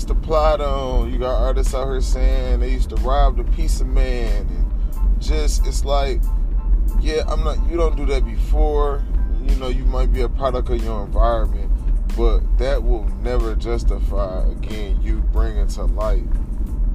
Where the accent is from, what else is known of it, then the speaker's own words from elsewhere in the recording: Detroit, Michigan, United States; I'm from Detroit, Michigan